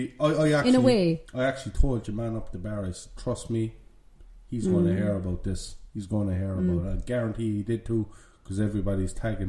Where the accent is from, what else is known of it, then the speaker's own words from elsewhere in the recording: Ireland; Because we're Irish. Know? I think he heard our accents.